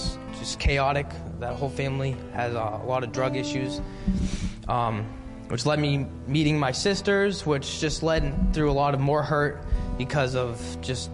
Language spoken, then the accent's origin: English; Haverhill, Massachusetts, United States; I grew up in Bradford